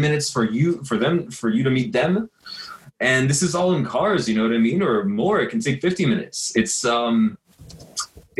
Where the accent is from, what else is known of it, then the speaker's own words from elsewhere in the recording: United States; also born or lived in Los Angeles, California; I grew up right outside of New York